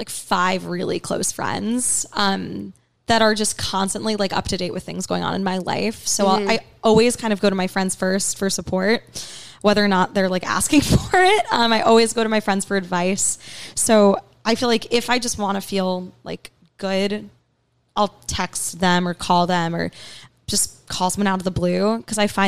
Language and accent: English; New York City, New York, United States; also born or lived in Riverdale, Bronx; I grew up on the Upper East Side. And then when I was in high school, my family moved to Riverdale, which is in the Bronx